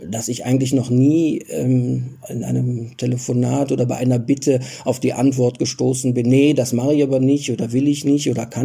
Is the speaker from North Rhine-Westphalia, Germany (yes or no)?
yes; Cologne, North Rhine-Westphalia, Germany; für mich als Deutschen oder für mich als Kölner, also als ich das das erste Mal gesehen habe, äh, absolut unvorstellbar.